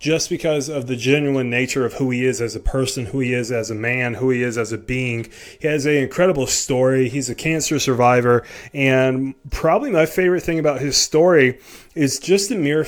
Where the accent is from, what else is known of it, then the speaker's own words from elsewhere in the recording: South Carolina, United States; moved away as an adult; now in Delaware, United States; me originally being from South Carolina, the Greek population is not that big in South Carolina. We moved up here to Delaware about a year ago